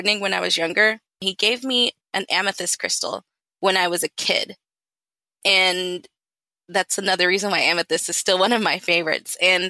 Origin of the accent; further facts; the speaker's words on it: the South, United States; And then I grew up in the South. So I went to Baptist Church, Southern Baptist Church.